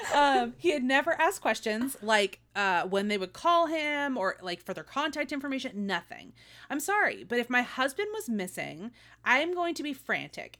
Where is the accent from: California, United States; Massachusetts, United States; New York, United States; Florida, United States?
California, United States; Modesto; my hometown